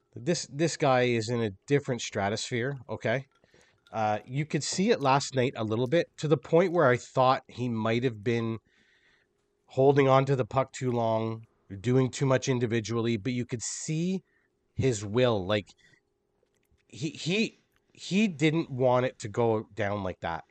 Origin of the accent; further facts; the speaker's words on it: Canada; as a Canadian